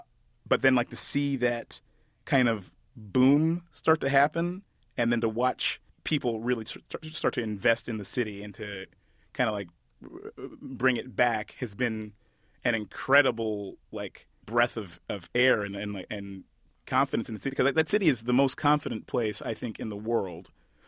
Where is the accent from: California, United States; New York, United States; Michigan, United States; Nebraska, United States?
Michigan, United States; Detroit; My experience in Detroit is kind of unique, but not entirely unique. I went to, growing up